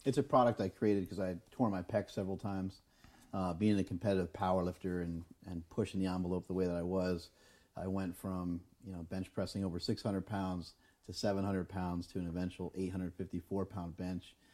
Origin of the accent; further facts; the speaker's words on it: New York, United States; We're from New York